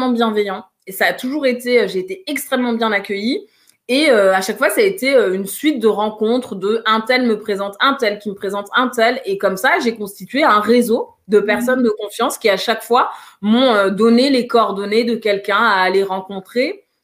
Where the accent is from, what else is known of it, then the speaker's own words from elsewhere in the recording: Guinea; J'ai commencé par la Guinée parce que je suis originaire de la Guinée en me disant, tu vas commencer par Conakry.